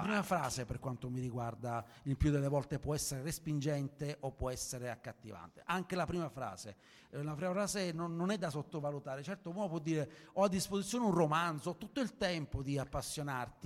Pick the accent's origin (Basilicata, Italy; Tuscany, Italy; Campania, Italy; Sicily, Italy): Sicily, Italy; io sono siciliano e sono abituato ai suc, sono abituato ai mercati, ai mercati confusionari